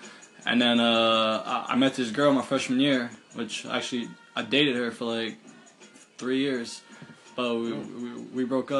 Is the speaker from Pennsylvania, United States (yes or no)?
yes; Allentown, Pennsylvania, United States; also born or lived in Bethlehem, Pennsylvania; I was born in Bethlehem, right? But I was raised in Allentown my whole life. But now I live back in Bethlehem.